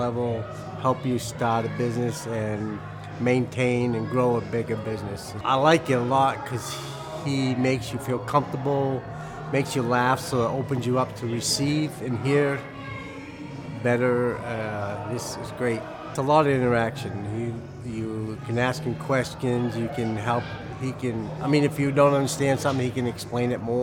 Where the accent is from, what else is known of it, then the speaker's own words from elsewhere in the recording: Tulsa, Oklahoma, United States; I'm from Tulsa, Oklahoma